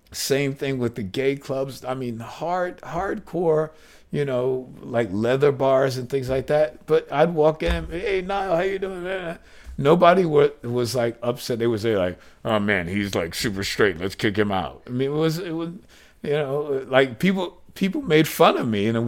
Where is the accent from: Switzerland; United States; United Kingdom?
United States; New York City, New York; not only did my parents have tons of gay friends, but I'm from Greenwich Village